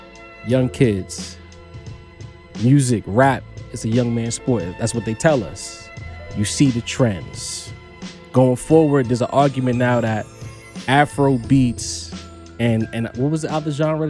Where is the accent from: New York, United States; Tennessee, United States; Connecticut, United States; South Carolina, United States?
New York, United States; being a New Yorker